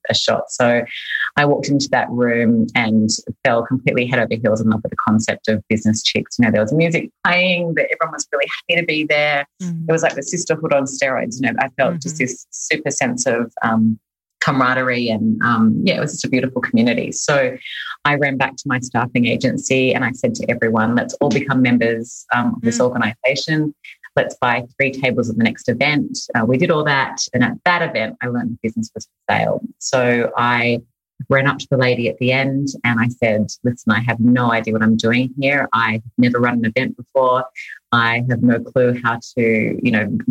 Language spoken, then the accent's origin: English; Sydney, New South Wales, Australia; moved away as an adult; now in Los Angeles, United States; I'm Australian. I was born and raised in Sydney, Australia, and moved to LA 5 years ago now.